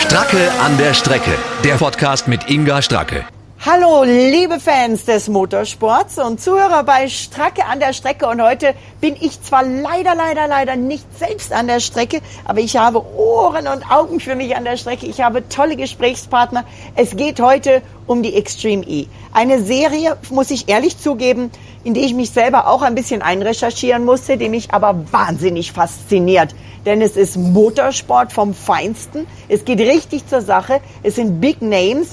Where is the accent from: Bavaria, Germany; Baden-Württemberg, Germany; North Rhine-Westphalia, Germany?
Bavaria, Germany; Allgäu; ein Allgäuer Team sogar, muss ich sagen. Also direkt aus meiner Heimat